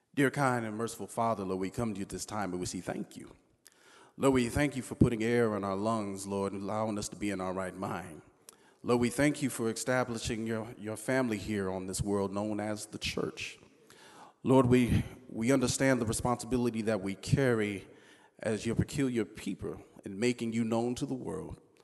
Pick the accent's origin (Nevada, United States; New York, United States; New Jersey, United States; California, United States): California, United States; Southern; When I was a kid growing up in Southern California